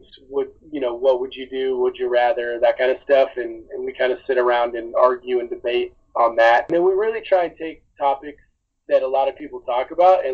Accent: Atlanta, Georgia, United States; when I was growing up, I lived in Atlanta

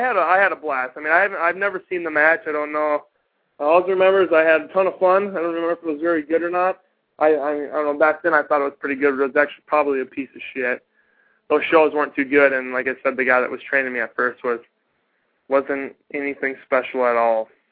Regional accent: Minnesota, United States; moved away; I'm from Minnesota originally

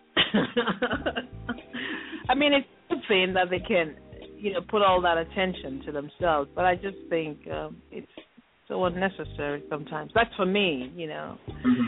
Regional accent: Nigeria; I'm a Nigerian

